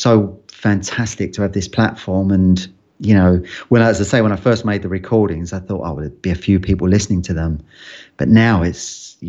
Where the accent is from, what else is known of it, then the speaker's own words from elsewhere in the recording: London, United Kingdom; accent: London; because I grew up in London, I had more of a London accent back then.